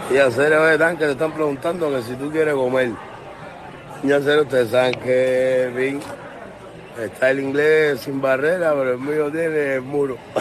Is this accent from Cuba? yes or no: yes; Cuba; now in Miami, United States; yo nací en Cuba, pero vivo en América del Norte